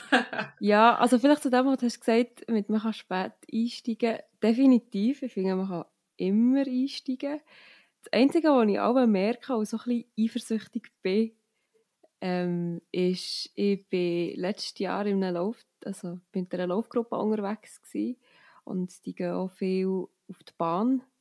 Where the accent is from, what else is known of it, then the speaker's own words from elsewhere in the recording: Steffisburg, Bern, Switzerland; Ich komme aus Steffisburg in der Schweiz. Das ist sehr so am Rand vom Berner Oberland. Man sagt, oh, es ist jetzt Tor zum Berner Oberland. Also ich habe einen mega schönen Ausblick auf die Berge und bin auch hier aufgewachsen.